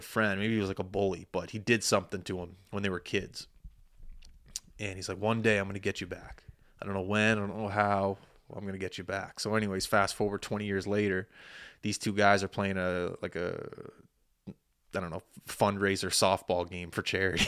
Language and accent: English; Halifax, Nova Scotia, Canada; I was born in Halifax